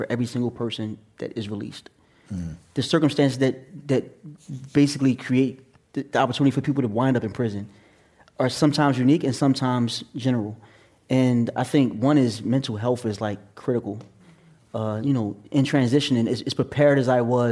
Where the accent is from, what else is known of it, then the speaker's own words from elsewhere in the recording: Atlantic City, New Jersey, United States; now in New York, United States; I was born and raised in Atlantic City, New Jersey, and now I live in New York